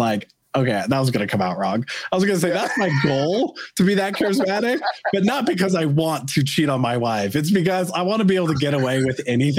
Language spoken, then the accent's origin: English; United States; as an American